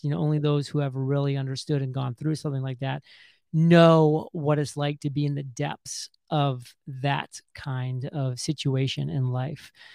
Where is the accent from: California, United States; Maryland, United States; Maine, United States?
Maine, United States; southern; I grew up in Maine, just a country boy from a very small town in southern Maine